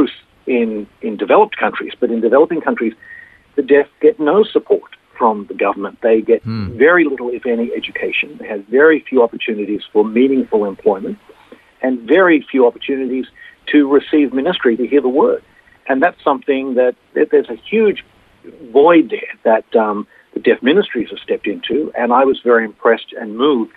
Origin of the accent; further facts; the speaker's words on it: Sydney, New South Wales, Australia; moved away as an adult; also born or lived in Japan; born and raised in Sydney